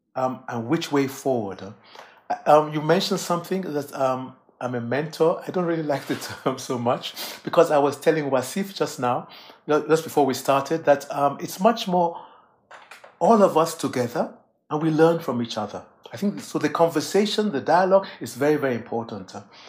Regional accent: England, United Kingdom; born there; at the time I was born in England, were students from the colony Nigeria

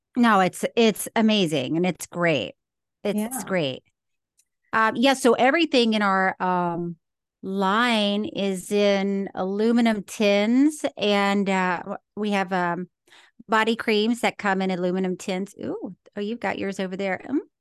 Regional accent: Florida, United States; now in California, United States; I did grow up in Florida

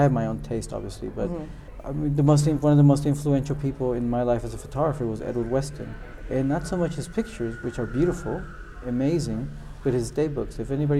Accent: U.S.-Mexican border, Mexico; now in London, United Kingdom; I come from Mexico, and I grew up in the U.S.-Mexican border.

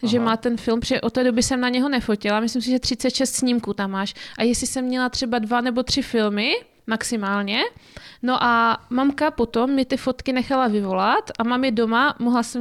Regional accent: Zlín, Zlín Region, Czechia; now in Opava, Czechia; No, tak já pocházím ze Zlína, a můžu říct, že od té doby, co bydlím v Opavě, tak eh, to fakt hrdě říkám, že pocházím ze Zlína

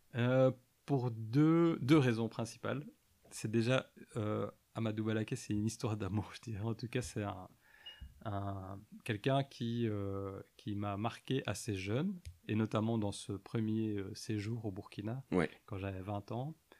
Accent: Mons, Wallonia, Belgium; also born or lived in Soignies / Ath; je suis né, j'ai grandi à Mons

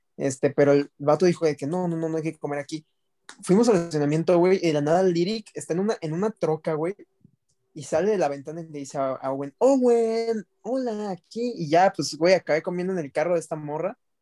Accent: Mexico; de México

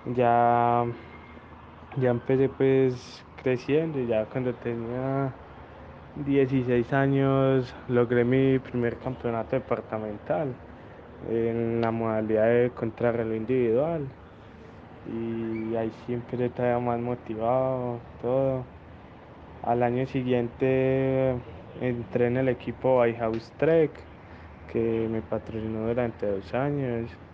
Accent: Venecia, Antioquia, Colombia; soy del municipio de Venecia, Antioquia

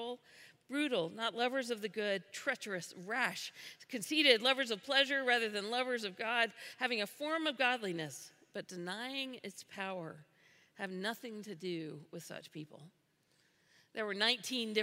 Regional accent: the South, United States; I'm from the South

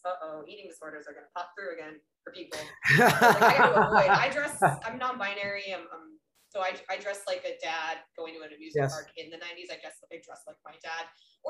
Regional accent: Minnesota, United States; born there; also born or lived in Colorado; So I was born in Minnesota. So when we moved to Colorado, then finally had cable.

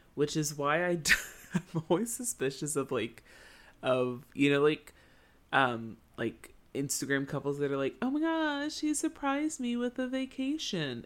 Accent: United States; as an American kid

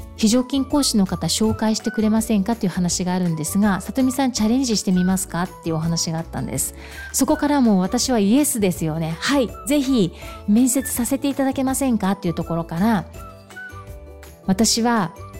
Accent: Okinawa, Japan; 私、沖縄生まれ、沖縄育ち、地元の企業で十四年間勤め

